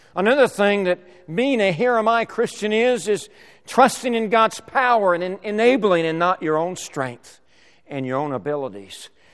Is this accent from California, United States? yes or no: yes; La Mesa, California, United States; also born or lived in Sacramento, California; I was born and raised in La Mesa, California, moved to Sacramento at, at age, uh, in sixth grade and lived there till twenty, through twenty-three years of age.